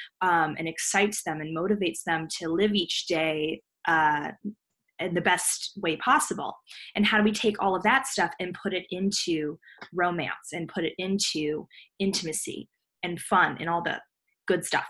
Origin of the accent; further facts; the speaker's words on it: Los Angeles, California, United States; I was born and raised in Los Angeles, California